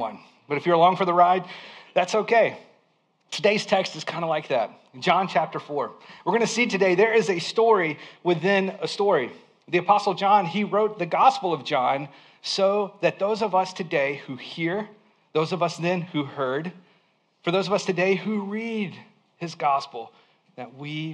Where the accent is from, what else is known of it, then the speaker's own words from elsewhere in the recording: Alabama, United States; I grew up in Alabama in a small town